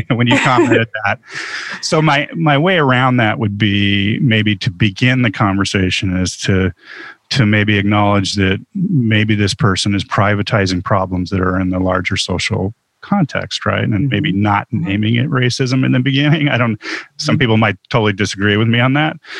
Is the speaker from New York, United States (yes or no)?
no; Huntington Beach, California, United States; I grew up in Huntington Beach, California